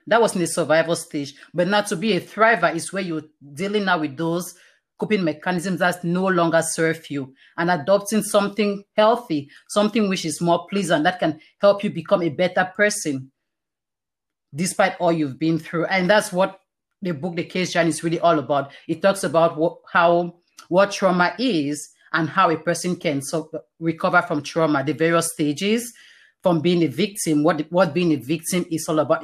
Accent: Cameroon; now in Canada; I was born in Cameroon, like I mentioned, all this happened in Cameroon. It's a very Christian community, and I, I went to a Christian school my entire life.

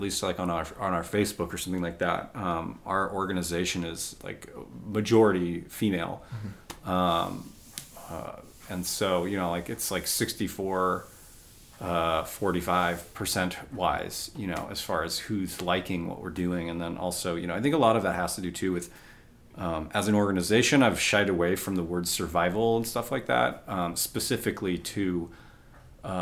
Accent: United States; I'm white American, middle class.

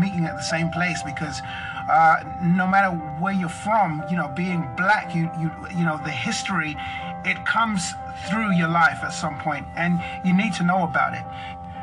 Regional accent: London, United Kingdom; I'm from London, England. That's where I was born and raised.

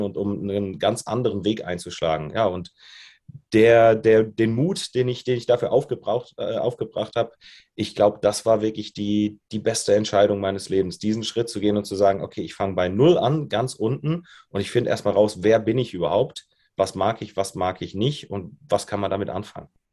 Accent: Germany; moved away as an adult; also born or lived in Australia; now in Munich, Germany; ich bin groß geworden, ganz dörflich, zwischen Koblenz und Limburg oder noch breiter gesehen zwischen Frankfurt und Köln in einem kleinen Dorf mit mehr Kühen als Einwohnern

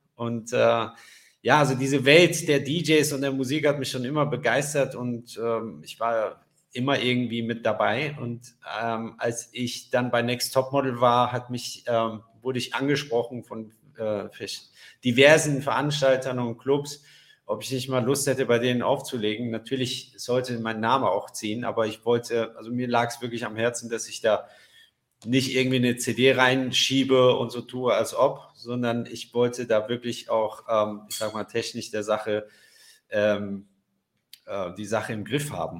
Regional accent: Frankfurt, Hesse, Germany; moved away; also born or lived in Paris; ich bin ja in Frankfurt aufgewachsen

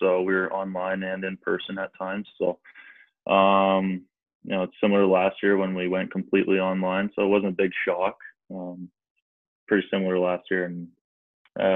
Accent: near Niagara Falls, Ontario, Canada; played major midget in Niagara Falls, which is kind of close to my hometown

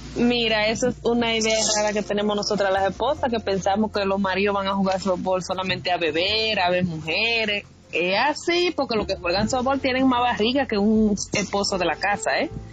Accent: Dominican Republic; Somos los tres dominicanos

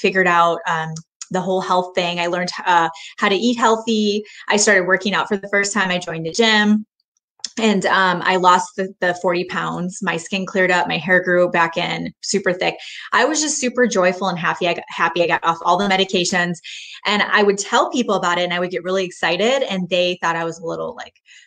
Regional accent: Michigan, United States; now in Texas, United States; I grew up in Michigan

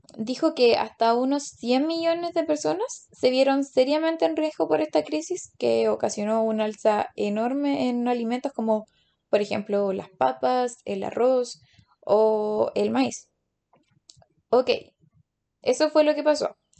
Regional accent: Chile; como chilenos comunes y corrientes podemos obtener

